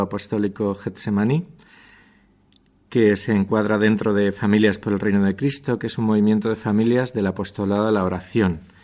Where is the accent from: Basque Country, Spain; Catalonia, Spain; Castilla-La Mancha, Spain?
Castilla-La Mancha, Spain; Toledo; Somos una familia de Toledo